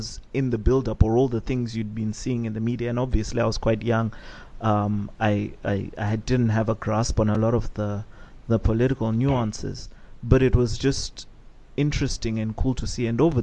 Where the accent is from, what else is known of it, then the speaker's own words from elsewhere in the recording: Buhera, Manicaland, Zimbabwe; I'm also from Buera